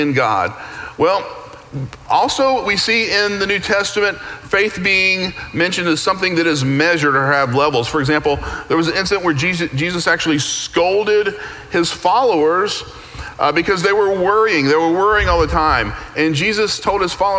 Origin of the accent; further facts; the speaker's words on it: Tennessee, United States; moved away as an adult; now in Texas, United States; So I grew up in Tennessee, pretty much a very monocultural existence.